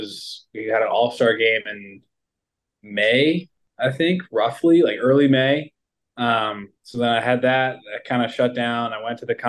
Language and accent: English; Raleigh, North Carolina, United States; also born or lived in Holly Springs, North Carolina / Cary, North Carolina; I grew up in Raleigh, but the high school I went to was in the Holly Spring, Cary